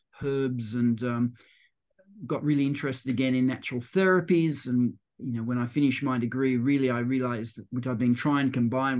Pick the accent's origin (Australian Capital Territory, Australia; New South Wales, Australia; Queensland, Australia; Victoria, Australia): New South Wales, Australia; Terrey Hills; I grew up in Terrey Hills, which is northwest of Sydney, about an hour from the CBD.